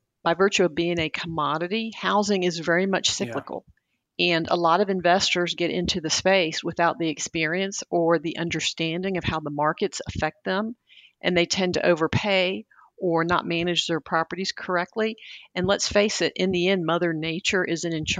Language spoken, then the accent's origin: English; outside of Atlanta, Georgia, United States; my sixth grade class growing up outside of Atlanta.